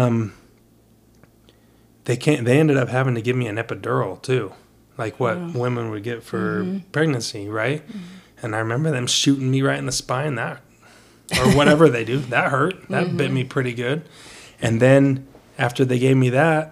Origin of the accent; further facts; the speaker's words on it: United States; also born or lived in Brazil; I'm a kid from America